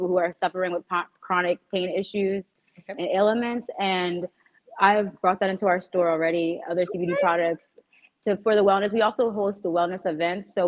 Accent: Hamilton, New Jersey, United States; I'm actually from Hamilton

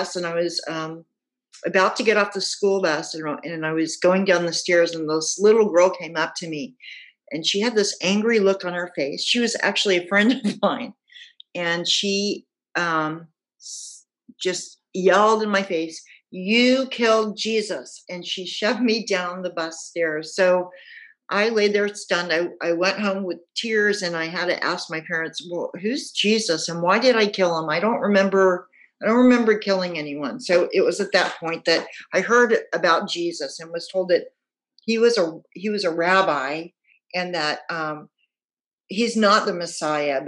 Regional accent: Houston, Texas, United States; moved away as an adult; now in Portland, United States; I grew up in Houston. We moved there when I was 4 years old.

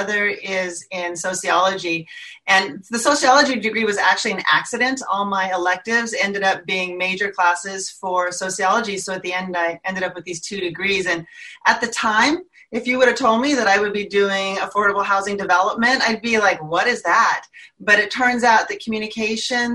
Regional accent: San Jose, California, United States; moved away as an adult; also born or lived in Central Coast, California; now in San Mateo County, United States; I grew up in San Jose and then went to school down in the Central Coast. But I've been up in San Mateo County for 30 years plus.

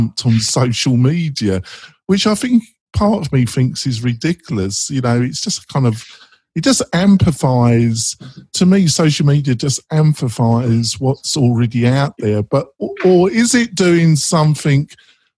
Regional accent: England, United Kingdom; I'm English

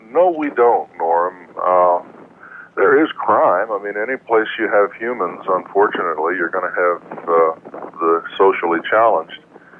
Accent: Kansas City, United States; now in St. Thomas, US Virgin Islands; I'm from Kansas City, so I don't know one end of a boat from another

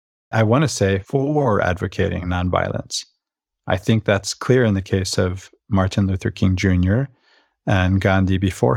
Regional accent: Venezuela; about the culture I grew up in Venezuela, where we say, un vaso de agua no se le niega a nadie.

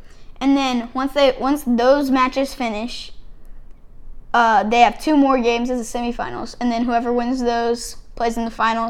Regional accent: hometown of the Texas Rangers, United States; rooting for my hometown

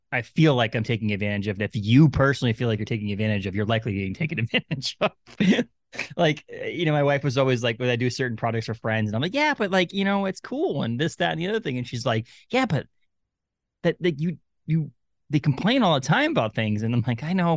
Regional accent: Bangor, Maine, United States; the Bangor Comic and Toy Con here in my hometown

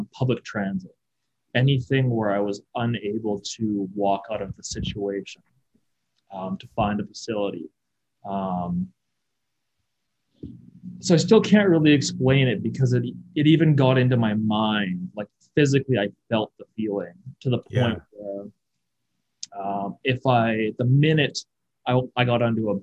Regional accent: Kelowna, British Columbia, Canada; I was born and raised in Kelowna

